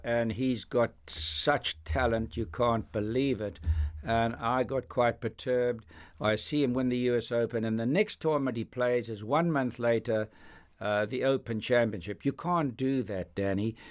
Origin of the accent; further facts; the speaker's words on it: Johannesburg, Gauteng, South Africa; growing up in South Africa